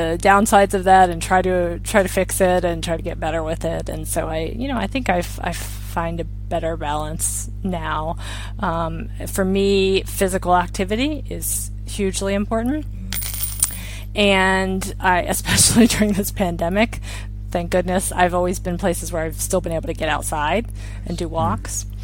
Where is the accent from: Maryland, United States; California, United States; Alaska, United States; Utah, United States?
Maryland, United States; moved away as an adult; also born or lived in China; now in Spain; I'm from Maryland